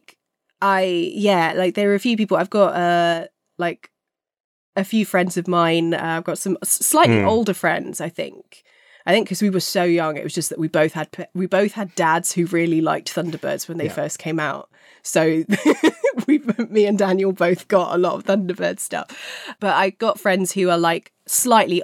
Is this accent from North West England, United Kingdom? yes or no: no; London, United Kingdom; I grew up in Fulham. Fulham's our local team